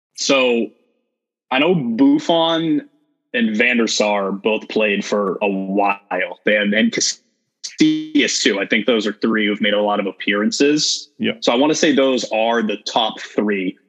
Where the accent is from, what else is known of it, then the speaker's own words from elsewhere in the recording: United States; as an American